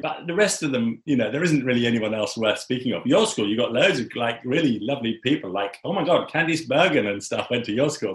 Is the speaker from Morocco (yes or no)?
no; England, United Kingdom; as an English person